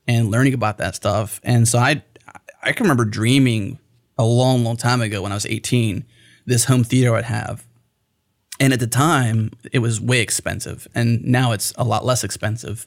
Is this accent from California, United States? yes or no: no; Pennsylvania, United States; now in Texas, United States; I'm not from here. I'm from Pennsylvania